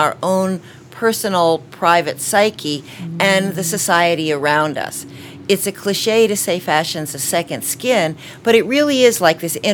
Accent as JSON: {"language": "English", "town": "Washington", "region": "District of Columbia", "country": "United States", "tie": "born or raised there", "also_born_or_lived": "Boston", "said": "I was born in Boston and grew up mostly in Washington, D.C."}